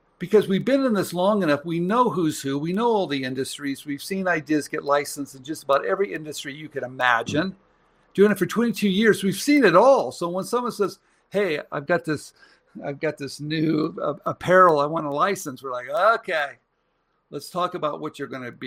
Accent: San Jose, California, United States; I'm from San Jose, Los Gatos

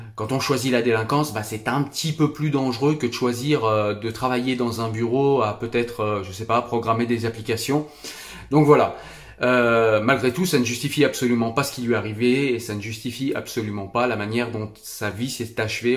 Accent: France; je suis français

